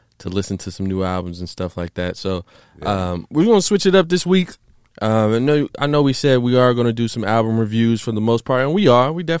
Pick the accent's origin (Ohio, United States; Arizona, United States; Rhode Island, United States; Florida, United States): Ohio, United States; Columbus; moved away as an adult; now in Texas, United States; I was born and raised in Columbus, Ohio